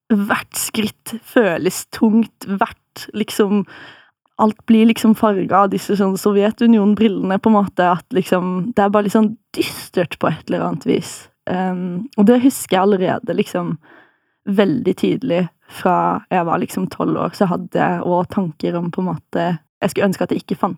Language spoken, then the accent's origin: Norwegian; Farsund, Agder, Norway; Kommer opprinnelig fra Jeg vil si at jeg kommer fra Farsund, kanskje.